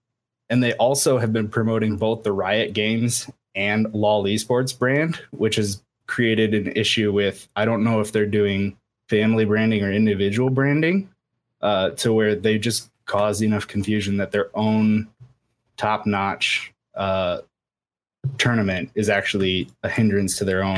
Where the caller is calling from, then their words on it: Iowa, United States; I'm from Iowa.